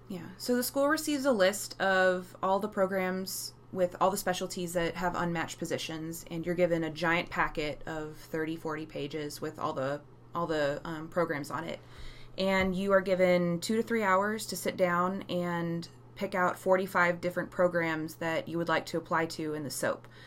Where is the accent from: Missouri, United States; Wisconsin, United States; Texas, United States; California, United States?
Texas, United States; I'm from Texas